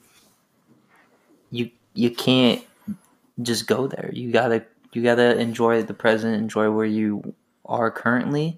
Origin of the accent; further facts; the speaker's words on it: California, United States; being a Californian